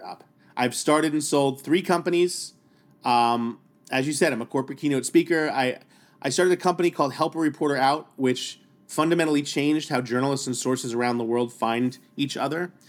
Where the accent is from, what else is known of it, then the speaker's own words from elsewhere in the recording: New York City, New York, United States; growing up in New York City public schools in Staten Island, New York